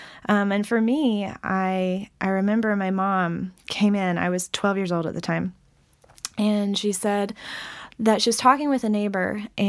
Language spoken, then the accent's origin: English; the South, United States; So I grew up in a Christian home. I'm from the Bible Belt, as it's called.